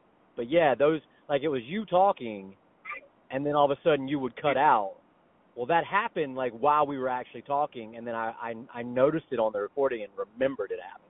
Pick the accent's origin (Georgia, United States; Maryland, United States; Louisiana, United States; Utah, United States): Georgia, United States; Smyrna; Man, I sound so ghetto. Because I, you know, growing up in Smyrna and stuff, like, you know, I always had that little bit in me, whatever, whatever. And now I listen to it and all I think is, God, I'm so country.